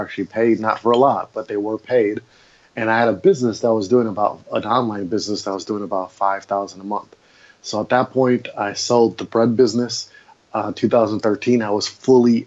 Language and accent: English; Milwaukee, Wisconsin, United States; moved away as an adult; also born or lived in Maui, Hawaii; I grew up in Milwaukee, Wisconsin, and I lived there for 30 odd years of my 36 years of life.